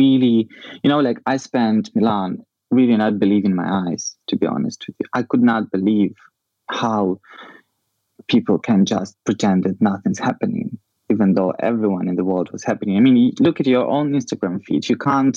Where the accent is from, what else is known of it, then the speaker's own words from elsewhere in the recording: Ukraine; Ukraine, in geographical sense, you know, we are in this, in the heart of Europe